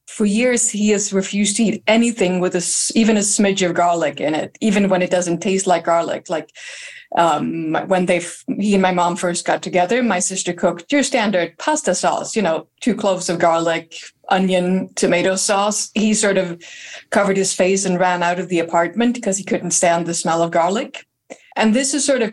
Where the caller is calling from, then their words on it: Lund, Skåne, Sweden; I'm calling from Lund in Sweden